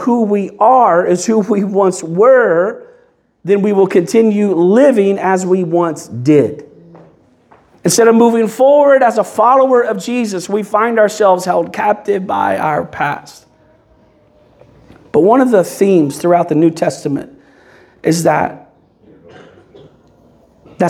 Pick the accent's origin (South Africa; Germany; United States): United States; Kentucky; now in Belleview, United States; I'm originally from Kentucky